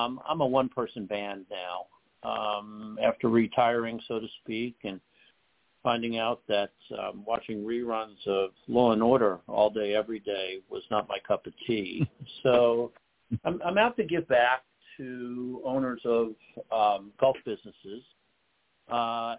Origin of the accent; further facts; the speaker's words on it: New York City, New York, United States; I grew up in the Northeast. And in the Northeast, especially in New York City where I was